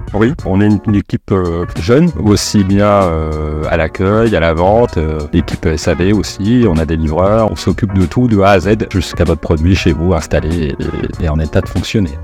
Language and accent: French; Paris, Île-de-France, France; moved away as an adult; now in Bergerac, France; je suis pas de la région, je suis un ancien parisien euh, qui, est venu, euh, qui est venu à Bergerac.